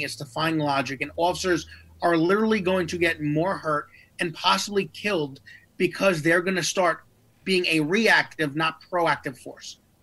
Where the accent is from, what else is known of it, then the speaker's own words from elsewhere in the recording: New York, United States; my hometown of New York